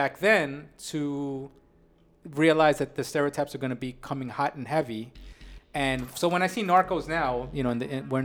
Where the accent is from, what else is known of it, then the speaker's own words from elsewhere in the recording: New York, United States; my family's Colombian. Okay, they all came from Colombia. So I'm first generation born in New York